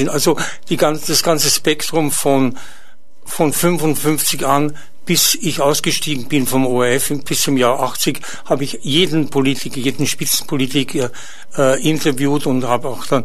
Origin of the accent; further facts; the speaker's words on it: Ybbs, Lower Austria, Austria; in Österreich, in, in meiner Heimat, in Ips